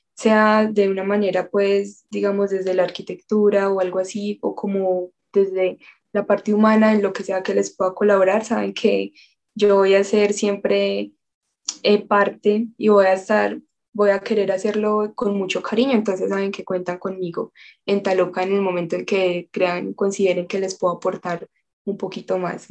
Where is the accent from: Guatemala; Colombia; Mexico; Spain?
Colombia; nuestra tradición, nuestra intención de ayuda eh, como colombianos